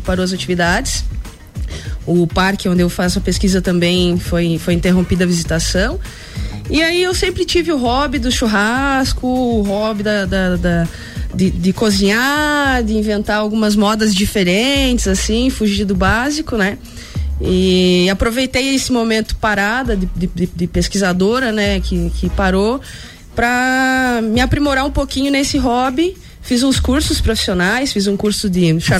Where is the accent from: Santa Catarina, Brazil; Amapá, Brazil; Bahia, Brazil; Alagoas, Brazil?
Santa Catarina, Brazil; Anita Garibaldi; moved away as an adult; now in Lages, Brazil; eu sou anitense, sou natural de Anitta Garibaldi, aqui pertinho de Lages